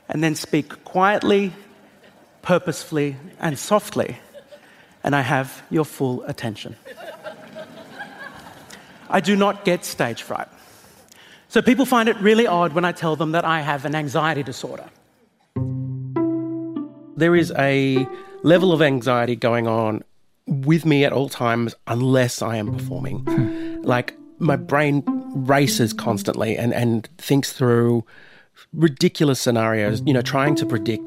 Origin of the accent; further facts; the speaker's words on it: Australia; I am an Australian comedian.